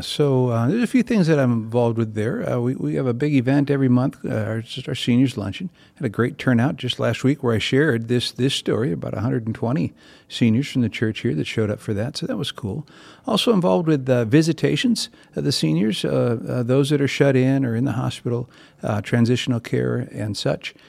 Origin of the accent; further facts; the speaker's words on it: Bloomington, Minnesota, United States; I grew up right here in East Bloomington, um, Bloomington boy, born and raised, and, uh, still live in Bloomington